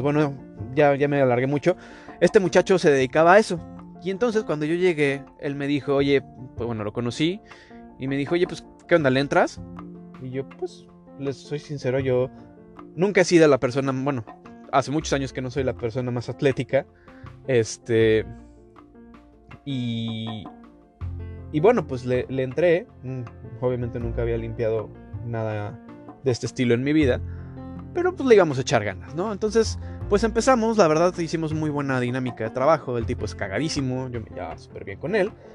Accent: Mexico; moved away; a nosotros como mexicanos

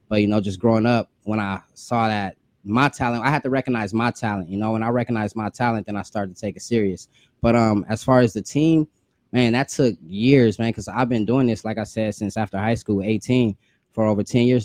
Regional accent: Rancho Cucamonga, California, United States; I'm from Rancho Cucamonga, California, in the Empire Stand Up

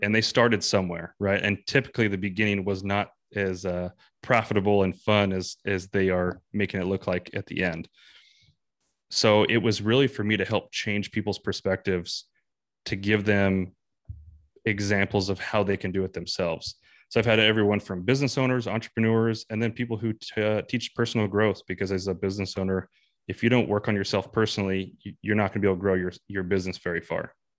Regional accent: San Bernardino Mountains near Big Bear, California, United States; moved away as an adult; now in North Idaho, United States; I grew up in the San Bernardino Mountains near Big Bear

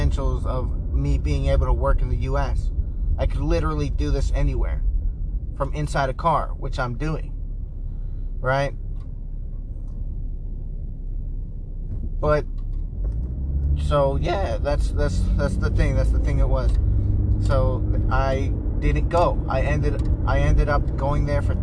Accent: United States; I was raised here in America, or in the US

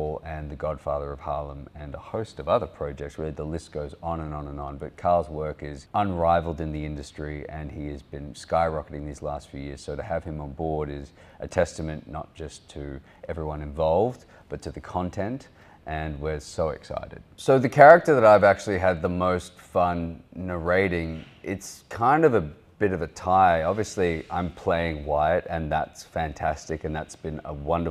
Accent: Australia; accent: Australian

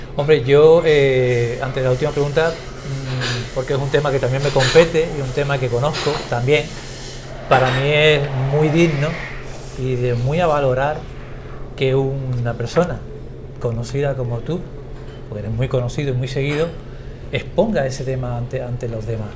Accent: Cádiz, Andalusia, Spain; soy de Cádiz

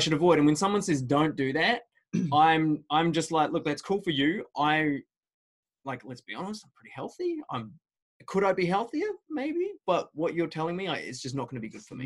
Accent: United Kingdom; moved away; I grew up in the United Kingdom

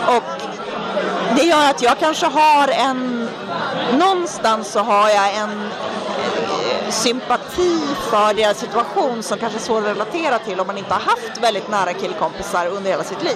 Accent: Härnösand, Västernorrland County, Sweden; now in Stockholm, Sweden; Största delen av mitt liv har jag vuxit upp i en småstad i Norrland som heter Härnösand

